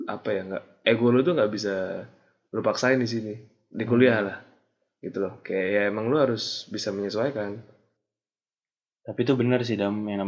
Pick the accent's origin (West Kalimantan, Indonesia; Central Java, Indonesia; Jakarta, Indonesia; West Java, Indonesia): Jakarta, Indonesia; now in Bandung, Indonesia; asal SMA Jakarta yang kayak emang orang-orangnya beda